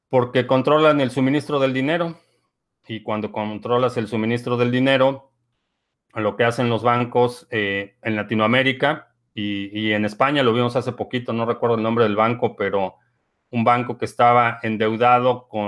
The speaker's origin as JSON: {"language": "Spanish", "country": "Venezuela", "said": "parece que en mi país, Venezuela, pretenden eso."}